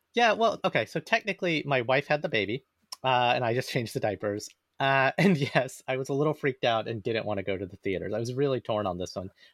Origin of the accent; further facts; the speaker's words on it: Alabama, United States; moved away; I grew up in Alabama